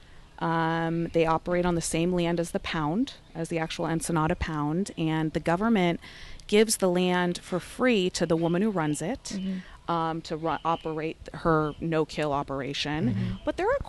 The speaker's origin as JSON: {"language": "English", "town": "San Diego", "region": "California", "country": "United States", "tie": "born or raised there", "said": "growing up in San Diego, I grew up partying in TJ"}